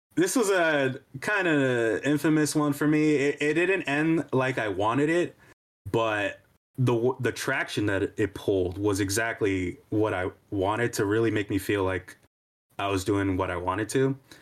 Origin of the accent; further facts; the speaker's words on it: New York, United States; I grew up in New York